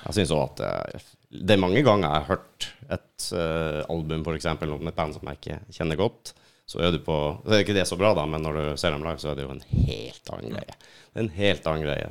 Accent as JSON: {"language": "Norwegian", "region": "Finnmark", "country": "Norway", "tie": "born or raised there", "moved": "yes", "said": "hjemplassen min oppe i Finnmark"}